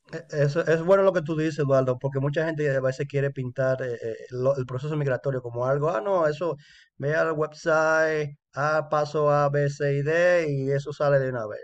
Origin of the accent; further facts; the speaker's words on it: Dominican Republic; now in Canada; compatriota dominicano